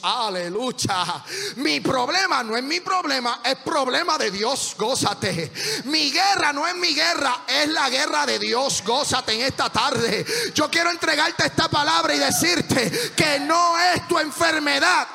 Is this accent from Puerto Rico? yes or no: yes; Puerto Rico; nosotros nos quedamos con la peseta